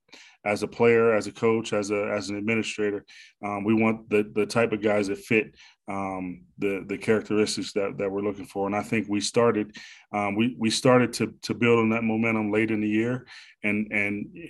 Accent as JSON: {"language": "English", "town": "Pittsburgh", "region": "Pennsylvania", "country": "United States", "said": "I'm from the Pittsburgh area."}